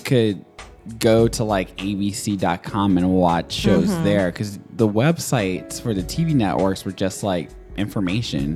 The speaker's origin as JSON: {"language": "English", "town": "Nashville", "region": "Tennessee", "country": "United States", "tie": "born or raised there", "also_born_or_lived": "Chicago", "moved": "yes", "said": "I was raised in Nashville"}